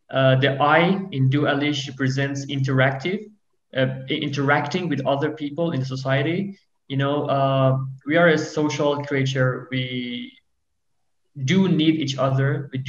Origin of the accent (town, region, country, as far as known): Iran